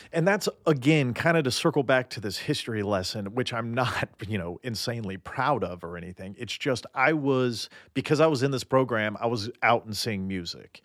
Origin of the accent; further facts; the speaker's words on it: Nashville, Tennessee, United States; now in Los Angeles, United States; I grew up in Nashville